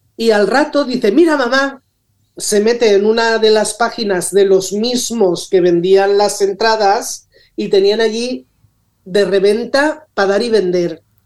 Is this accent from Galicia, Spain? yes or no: no; Rocafort, Valencian Community, Spain; nací aquí en Rocafort